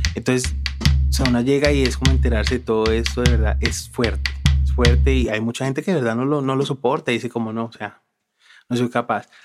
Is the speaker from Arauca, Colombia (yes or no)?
no; Palmira, Valle del Cauca, Colombia; also born or lived in Tolima; mi papá se vino como unos días para Palmira y mi mamá dijo como no, me voy, me voy, me voy, me voy. Llegué cuando tenía un mes de nacida